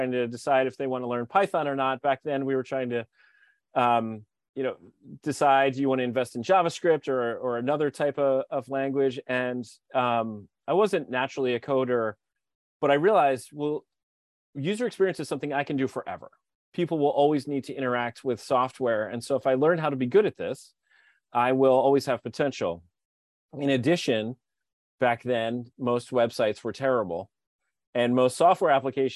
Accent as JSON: {"language": "English", "town": "Philadelphia", "region": "Pennsylvania", "country": "United States", "also_born_or_lived": "Hawaii", "moved": "as an adult", "said": "I'm from Philadelphia"}